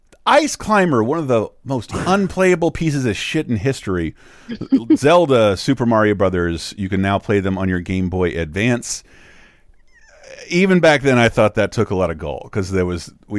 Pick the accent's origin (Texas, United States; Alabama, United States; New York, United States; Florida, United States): Florida, United States; Wakulla Springs area; hometown boy, filmed in my hometown.